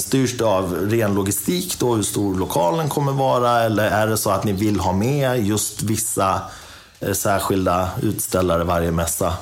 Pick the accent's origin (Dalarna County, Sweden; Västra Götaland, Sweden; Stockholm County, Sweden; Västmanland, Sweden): Dalarna County, Sweden; jag är från Dalarna